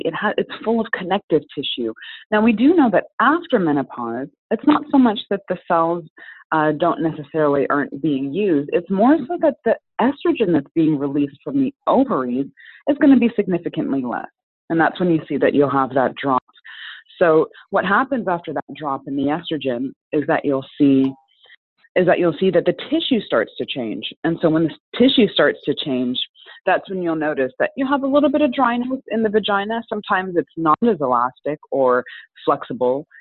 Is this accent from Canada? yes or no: yes; Canada; also born or lived in Jamaica (heritage); now in Chicago, United States; We have same first name, we have Jamaican heritage, we're Canadian